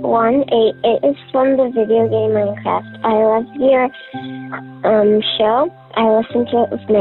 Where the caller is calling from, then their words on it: Kelowna, British Columbia, Canada; I'm calling from Kelowna, Canada.